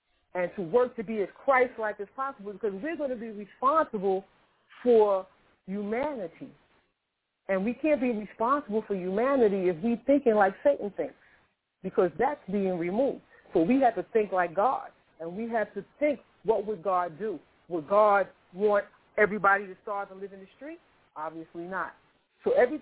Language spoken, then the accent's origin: English; New York City, New York, United States; I was born in Harlem Hospital in New York City. I grew up in public housing. I grew up in Queensbridge.